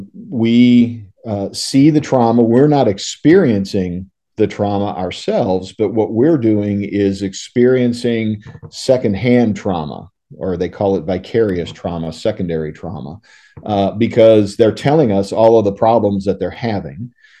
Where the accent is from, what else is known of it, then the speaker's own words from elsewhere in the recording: St. Louis, Missouri, United States; born there; I was a U.S. citizen because I was born in St. Louis, and I could come back here if I wanted